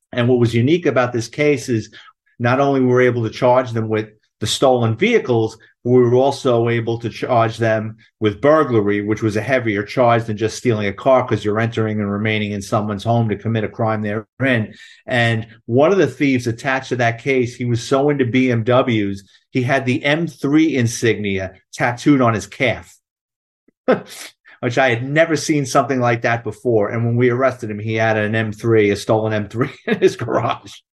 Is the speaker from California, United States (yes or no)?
no; New York City, New York, United States; I'm a Bronx kid, born and raised in New York City